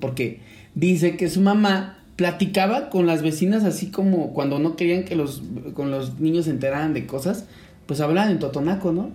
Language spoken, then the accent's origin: Spanish; Mexico